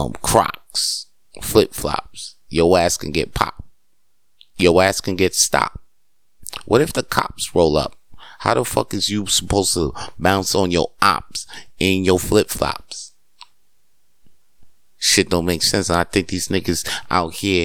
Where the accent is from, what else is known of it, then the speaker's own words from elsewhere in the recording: New York, United States; moved away; I grew up in New York